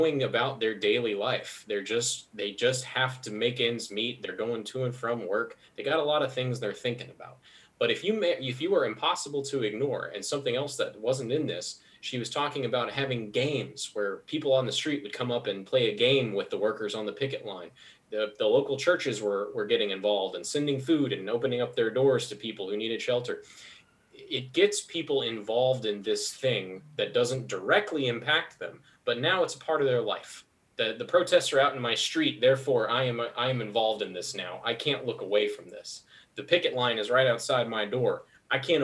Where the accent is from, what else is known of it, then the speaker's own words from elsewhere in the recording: Hardin County, Kentucky, United States; now in Louisville, United States; when I was growing up in Hardin County, everybody I knew would go work at the Amazon factory